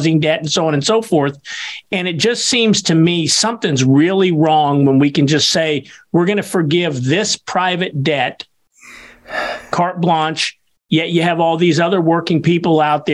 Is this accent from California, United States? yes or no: no; Kansas, United States; my home state of Kansas